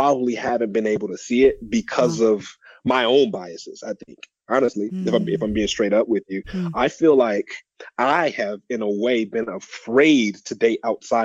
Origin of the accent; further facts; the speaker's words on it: Detroit, Michigan, United States; I grew up in Detroit